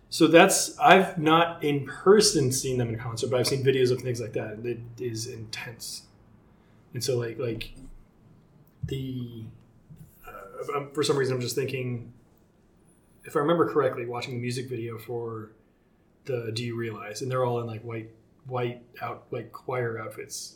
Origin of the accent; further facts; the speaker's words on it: Seattle, Washington, United States; I'm from Seattle